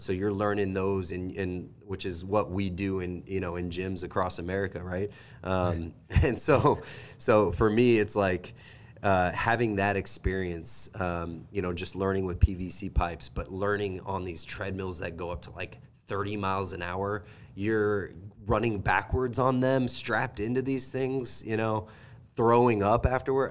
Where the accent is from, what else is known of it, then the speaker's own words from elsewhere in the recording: Kansas City, United States; also born or lived in Kentucky; I am from Kansas City, born and raised